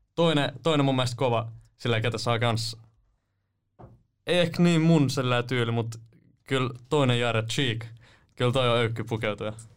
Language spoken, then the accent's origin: Finnish; Nummela, Uusimaa, Finland; also born or lived in Helsinki; asunut Nummelassa